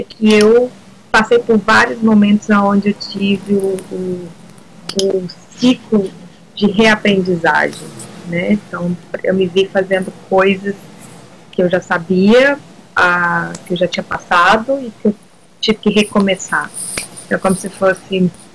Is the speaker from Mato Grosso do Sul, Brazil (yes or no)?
no; Ouro Preto, Minas Gerais, Brazil; moved away as an adult; now in New Zealand; sou de Minas Gerais, de Ouro Preto